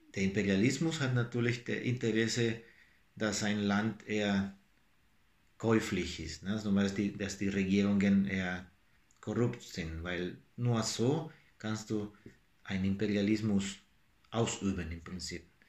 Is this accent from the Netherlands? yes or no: no; El Salvador; German is a second language; moved away; mit meiner Heimat El Salvador